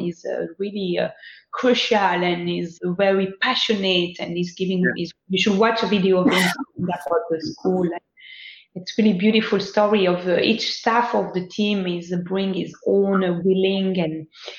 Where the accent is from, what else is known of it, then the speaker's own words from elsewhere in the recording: Lubumbashi, Haut-Katanga, DR Congo; born there; I was born in Lubumbashi